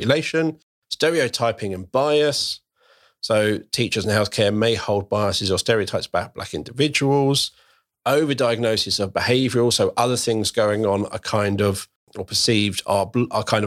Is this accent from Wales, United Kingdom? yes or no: no; Croydon, London, United Kingdom; now in Berkshire, United Kingdom; I grew up in Croydon, very, very diverse, very, I loved it growing up. I now live over in Berkshire